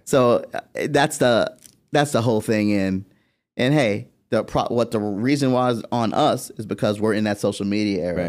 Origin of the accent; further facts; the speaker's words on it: Florida, United States; we're over there from Florida